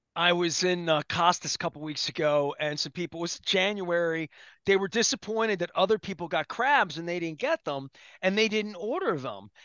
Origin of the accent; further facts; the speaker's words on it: Dundalk, Maryland, United States; I'm from Don Doc